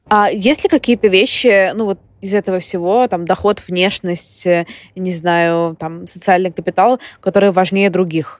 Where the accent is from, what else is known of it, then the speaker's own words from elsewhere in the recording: Saint Petersburg, Russia; moved away as an adult; also born or lived in Moscow; now in London, United Kingdom; я из Петербурга, из центра Петербурга